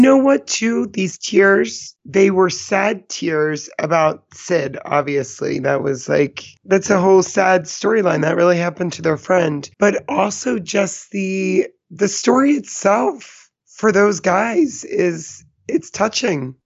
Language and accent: English; East Coast, United States; I'm from the East Coast